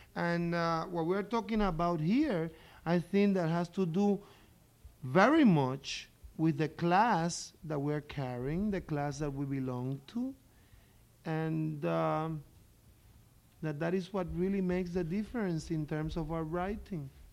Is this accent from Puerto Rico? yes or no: yes; Puerto Rico